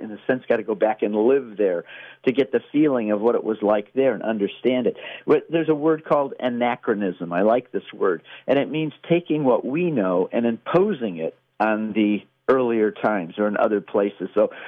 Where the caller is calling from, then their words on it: Texas, United States; I'm calling in from Texas.